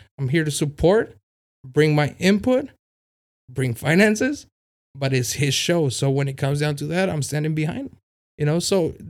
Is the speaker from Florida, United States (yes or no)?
no; City Heights, California, United States; I told him we both come from City Heights. You know, we grew up in City Heights.